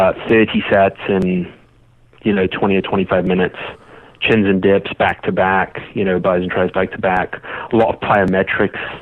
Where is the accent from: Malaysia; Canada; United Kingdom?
United Kingdom; England; now in United States; I grew up in England